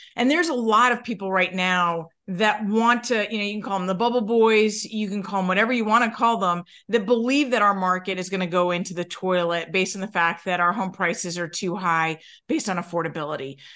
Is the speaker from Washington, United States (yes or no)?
no; New York, United States; I'm from New York